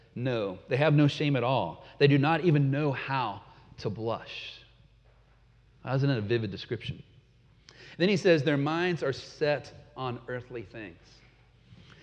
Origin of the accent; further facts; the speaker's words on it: United States; moved away as an adult; also born or lived in Peru / Canada; as an American living in their midst